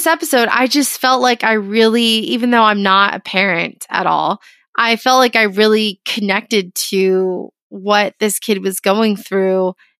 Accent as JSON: {"language": "English", "region": "Florida", "country": "United States", "tie": "born or raised there", "said": "I was raised in Florida."}